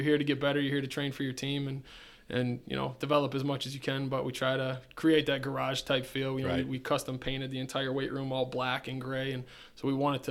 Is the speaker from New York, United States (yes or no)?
yes; Eden, New York, United States; So I'm from Eden, New York. Originally went to high school at Eden